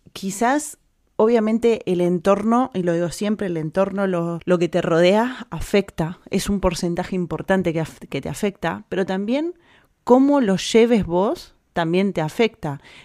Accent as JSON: {"language": "Spanish", "country": "Argentina", "moved": "as an adult", "lives_now": "Spain", "said": "en mi país de donde vengo"}